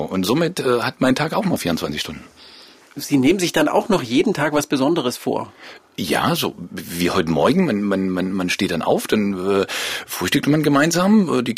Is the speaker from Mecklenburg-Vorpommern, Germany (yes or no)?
no; Leipzig, Saxony, Germany; Ja, das ist Heimat hier. Also mein, ich bin hier groß geworden in Leipzig, meine Eltern leben noch hier und das war Anlass genug, auch